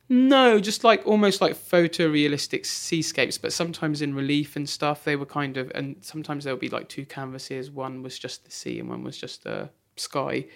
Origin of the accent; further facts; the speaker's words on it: Bracknell, South East England, United Kingdom; also born or lived in Wokingham; just outside near Reading, a place called Bracknell.